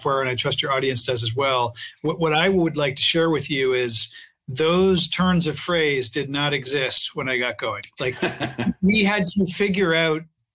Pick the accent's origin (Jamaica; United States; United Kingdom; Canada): Canada; I'm a Canadian.